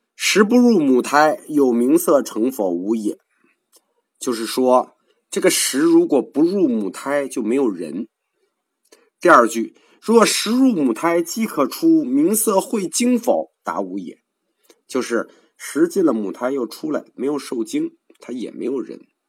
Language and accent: Chinese; China; 我们中国人说名，说字